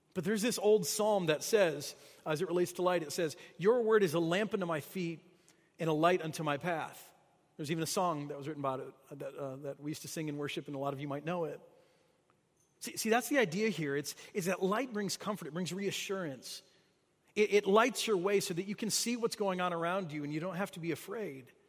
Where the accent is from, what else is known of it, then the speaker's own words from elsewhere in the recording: Michigan, United States; moved away as an adult; now in St. Louis, United States; I grew up in Michigan. I spent my whole life there until I moved away to, uh, to come to graduate school